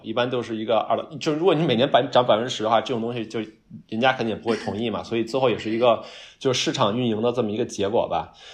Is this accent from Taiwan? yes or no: no; Beijing, China; accent: Beijing accent; moved away as an adult; now in New York, United States; 我反正是北京话的